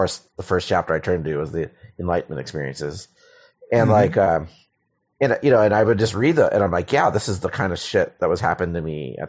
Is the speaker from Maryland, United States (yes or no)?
yes; Silver Spring, Maryland, United States; Maryland, mostly. Yeah.